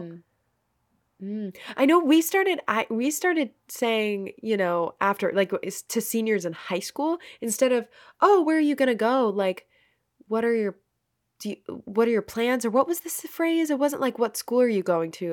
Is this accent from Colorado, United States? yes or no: no; Maine, United States; moved away as an adult; now in New Jersey, United States; I'm from Maine